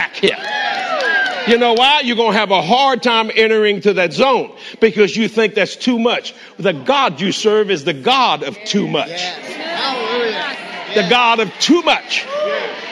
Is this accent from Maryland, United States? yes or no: no; New Orleans, Louisiana, United States; now in Texas, United States; we're all Cajun people born in New Orleans